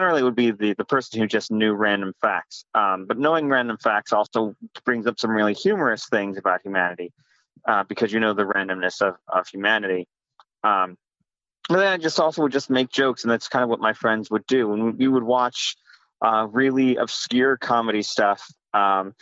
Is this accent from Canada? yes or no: no; Arizona, United States; also born or lived in New York; I grew up mostly in Arizona, and I've been here for like almost 30 years now, and I'm only 35